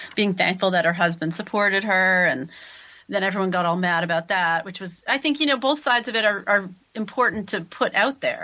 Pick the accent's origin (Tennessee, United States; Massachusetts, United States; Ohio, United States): Massachusetts, United States; Concord; moved away as an adult; now in Natick, United States; I'm from Concord, which is another suburb of Boston.